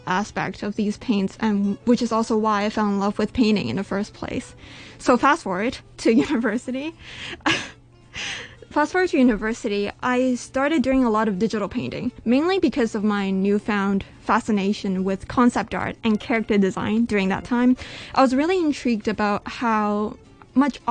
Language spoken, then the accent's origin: English; Canada; now in Hong Kong; I was born in Canada